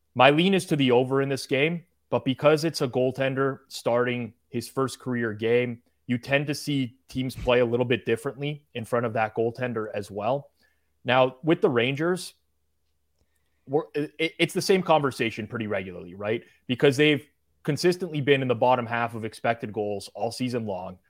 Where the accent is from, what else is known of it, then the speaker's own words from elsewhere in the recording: Canada; I'm Canadian, national pride